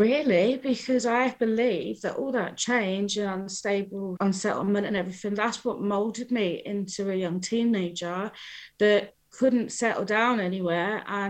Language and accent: English; Newcastle, North East England, United Kingdom; also born or lived in London; I started off in Newcastle.